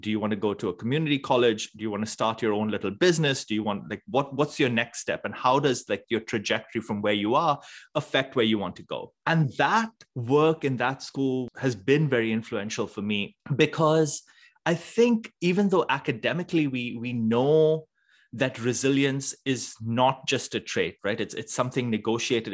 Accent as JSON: {"language": "English", "town": "Mumbai", "region": "Maharashtra", "country": "India", "tie": "born or raised there", "moved": "yes", "said": "I grew up in Bombay in India"}